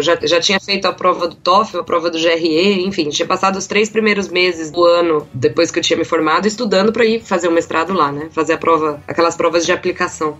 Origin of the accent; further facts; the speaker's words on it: São Paulo, Brazil; also born or lived in Campinas / Botucatu; fui criada em São Paulo, na vida toda aqui